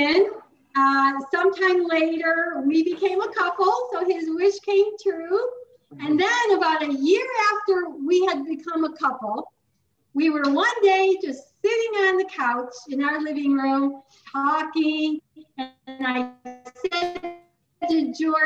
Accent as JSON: {"language": "English", "town": "Chicago", "region": "Illinois", "country": "United States", "tie": "born or raised there", "moved": "as an adult", "lives_now": "Tucson, United States", "said": "I am from Chicago. I lived there my whole life until 2013 when I started living full-time in Tucson."}